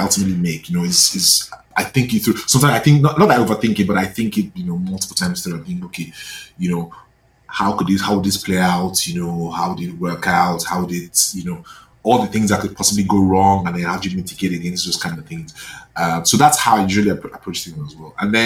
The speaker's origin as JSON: {"language": "English", "country": "Nigeria", "tie": "born or raised there", "moved": "as an adult", "lives_now": "Canada", "said": "growing up in Nigeria"}